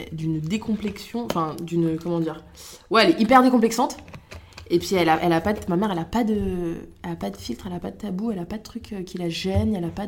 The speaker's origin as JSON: {"language": "French", "town": "Montargis", "region": "Centre-Val de Loire", "country": "France", "tie": "born or raised there", "also_born_or_lived": "Niger", "said": "Alors moi, si tu veux, je suis née au Niger. Euh, j'ai été adoptée là-bas quand j'avais deux mois par mes parents. On est resté 5 ans, ensuite on est allé à Montargis, du côté"}